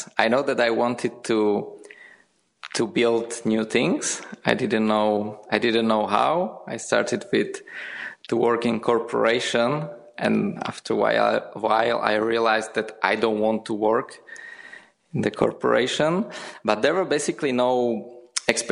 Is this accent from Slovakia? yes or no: yes; Slovakia; moved away as an adult; also born or lived in Prague, Czech Republic; I'm originally from Slovakia, and I worked in Prague, in Czech Republic